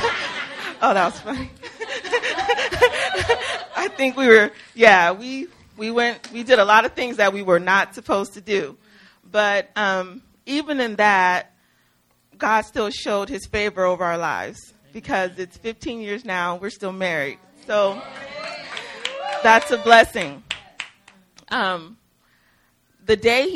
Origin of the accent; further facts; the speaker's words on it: Mississippi, United States; we're from Mississippi